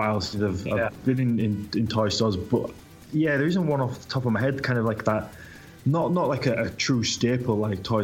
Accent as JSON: {"language": "English", "country": "United Kingdom", "said": "I'm a Brit. I'm across the water from you"}